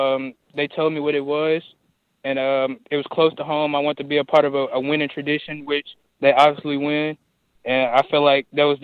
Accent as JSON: {"language": "English", "town": "Forest City", "region": "Arkansas", "country": "United States", "said": "I'm originally from Forest City, Arkansas, right down the road."}